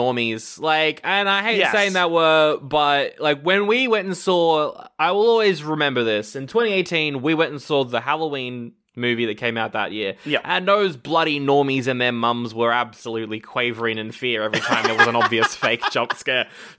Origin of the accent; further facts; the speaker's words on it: Scotland, United Kingdom; I'm from Scotland.